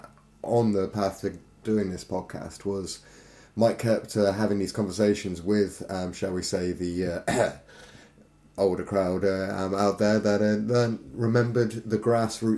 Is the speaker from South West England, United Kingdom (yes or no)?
yes; Devon, South West England, United Kingdom; we're two guys from Devon